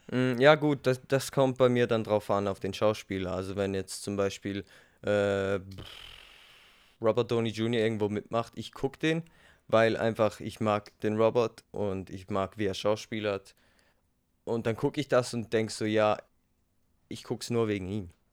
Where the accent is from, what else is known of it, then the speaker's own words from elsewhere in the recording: Switzerland; Ich bin Schweizer.